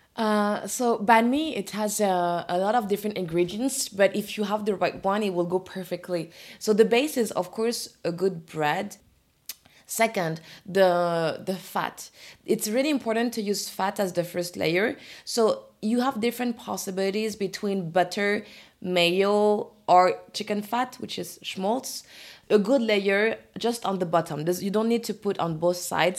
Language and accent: English; Orléans, Centre-Val de Loire, France; English is a second language; moved away as an adult; now in Paris, France; I grew up in Orléans